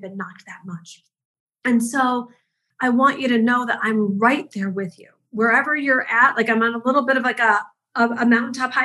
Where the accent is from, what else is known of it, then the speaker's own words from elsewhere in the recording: Detroit, Michigan, United States; I grew up in the Midwest. I'm a school teacher's kid from Detroit